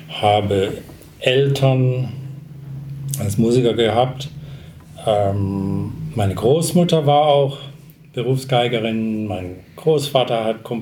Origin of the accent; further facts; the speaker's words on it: South Africa; first language English; German is a second language; meine Muttersprache ist eigentlich Englisch äh, und äh, in, in, in, der Sprache, in der ich erzogen wurde, die fing ich erst dann wirklich mit sieben ähm, zu sprechen